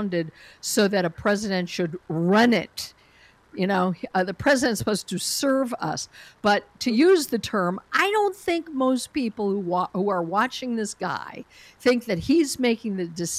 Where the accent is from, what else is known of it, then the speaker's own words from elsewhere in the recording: Colorado, United States; moved away; Colorado, my home state, where I no longer live